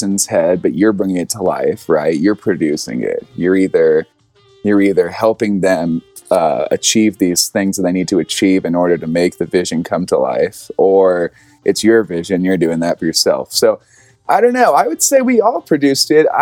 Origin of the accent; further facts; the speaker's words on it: the South, United States; I'm from the South